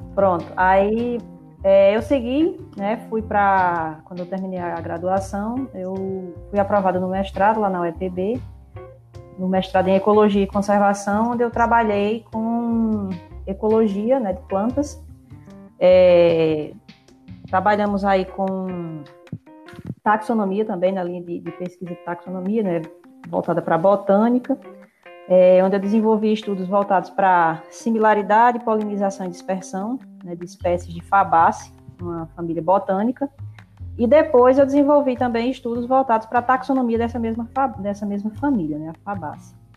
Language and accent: Portuguese; Brazilian semi-arid, Northeast Brazil, Brazil; o semiárido é a minha casa. É onde eu nasci, é onde eu cresci